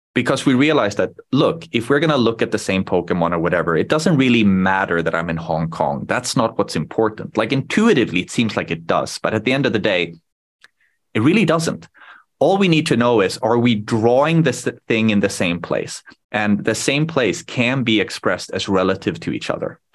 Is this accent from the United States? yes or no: no; Sweden; first language Swedish; English is a second language; I was born in Sweden when I was very young